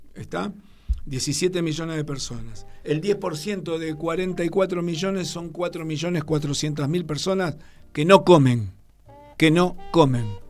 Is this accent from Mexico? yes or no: no; Argentina